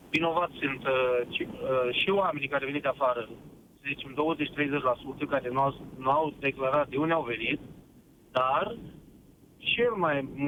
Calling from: Suceava, Suceava County, Romania; sunt din Suceava.

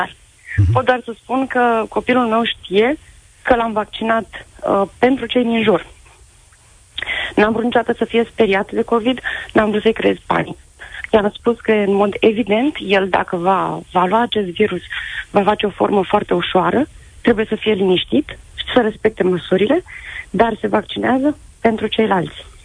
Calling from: Bucharest, Romania; din București, am un băiat de 12 ani și jumătate

